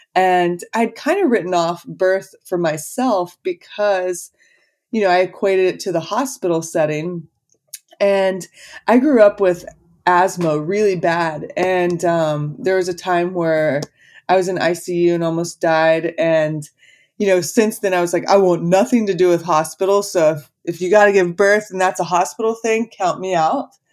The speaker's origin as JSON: {"language": "English", "region": "Texas", "country": "United States", "tie": "born or raised there", "also_born_or_lived": "Los Angeles", "moved": "as an adult", "said": "I was born and raised in Texas."}